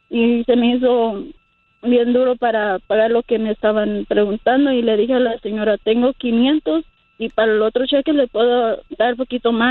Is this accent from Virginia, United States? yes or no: no; Utah, United States; also born or lived in Michoacán, Mexico; yo soy de Michoacán, pero me crearon aquí en Utah